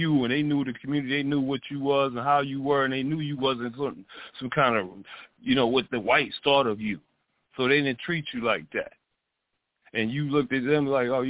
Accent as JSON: {"language": "English", "town": "Detroit", "region": "Michigan", "country": "United States", "tie": "born or raised there", "said": "I grew up in Detroit"}